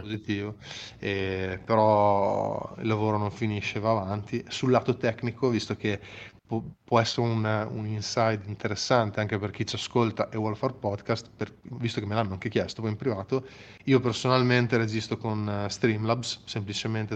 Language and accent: Italian; Emilia-Romagna, Italy; da italiano e ancora prima di italiano da romagnolo